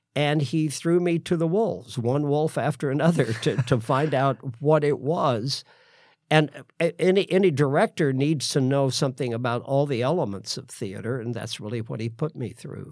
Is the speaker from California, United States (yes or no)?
no; Sedalia, Missouri, United States; moved away; I was born in Sedalia, Missouri